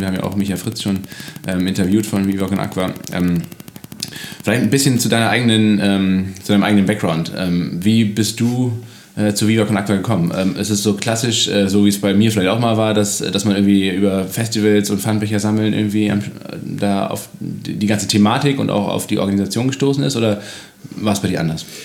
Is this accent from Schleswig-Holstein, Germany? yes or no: yes; Kiel, Schleswig-Holstein, Germany; als Kieler